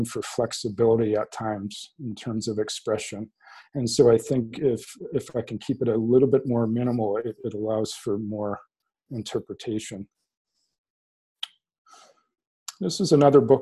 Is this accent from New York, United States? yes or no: no; South Central Massachusetts, United States; I grew up in South Central Massachusetts in tobacco country